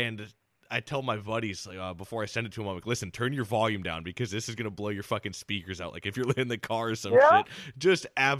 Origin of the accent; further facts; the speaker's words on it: United States; moved away; also born or lived in Florida; I grew up in the Quad Cities and would go back there every winter after I moved down to Florida.